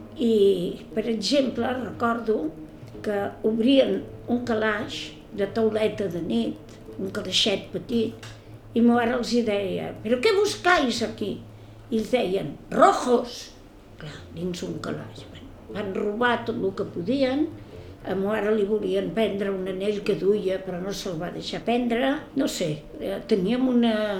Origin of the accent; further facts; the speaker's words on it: Barcelona, Catalonia, Spain; vaig néixer a Barcelona el dia 1 de febrer de 1932